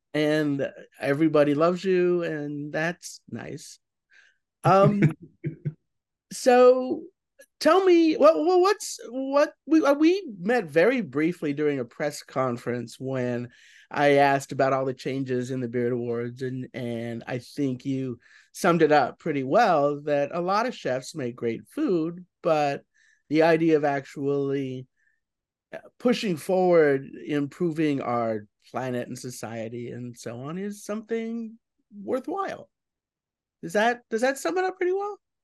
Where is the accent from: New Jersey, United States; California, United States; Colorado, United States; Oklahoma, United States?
Colorado, United States; Denver; moved away; Denver, which is my hometown